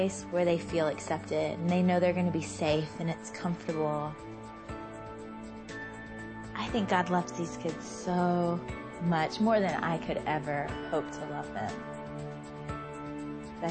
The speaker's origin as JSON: {"language": "English", "region": "Georgia", "country": "United States", "tie": "born or raised there", "said": "I grew up in Georgia, mostly at my grandmother's house because my mom and dad were divorced"}